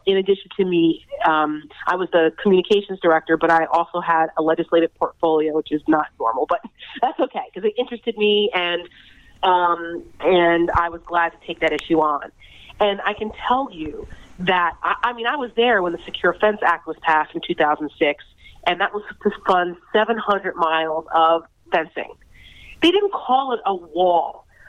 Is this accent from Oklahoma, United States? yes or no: no; New Jersey, United States; I'm from New Jersey, so I remember Donald Trump in his.